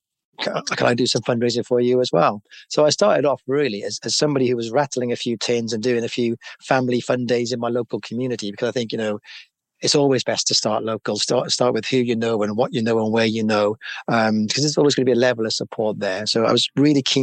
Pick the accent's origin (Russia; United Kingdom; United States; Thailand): United Kingdom; Cardiff, Wales; moved away as an adult; also born or lived in London; I know a lot of people in that area where I was brought up